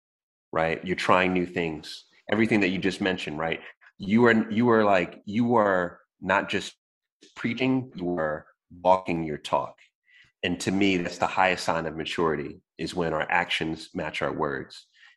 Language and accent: English; Jamaica; So, I mean, you know, I'm staying busy. I'm Jamaican.